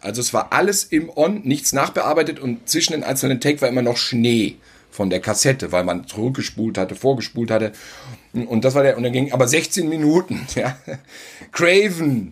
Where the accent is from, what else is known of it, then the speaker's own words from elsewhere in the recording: Gütersloh, North Rhine-Westphalia, Germany; moved away; bei uns in Gütersloh